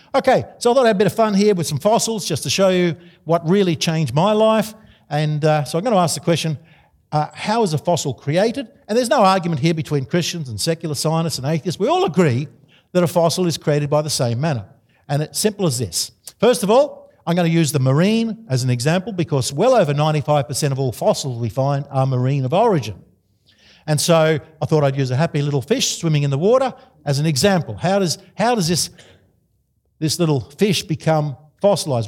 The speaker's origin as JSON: {"language": "English", "country": "Australia", "said": "I'm an Australian."}